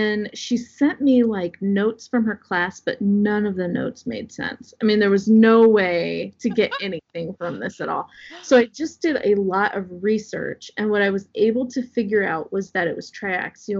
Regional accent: Southwest Iowa, United States; I grew up in Southwest Iowa

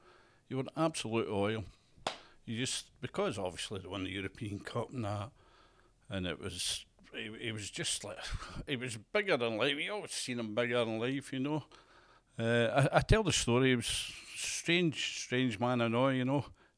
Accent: Uddingston, Scotland, United Kingdom; also born or lived in Hamilton; I was born in Hamilton. I come from Uddingston, Birkenshaw.

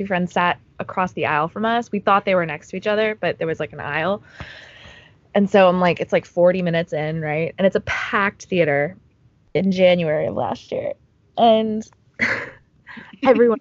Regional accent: New York, United States; I'm from New York

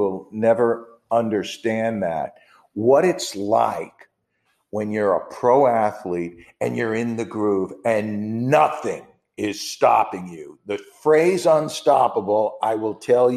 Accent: New York, United States; I'm from New York

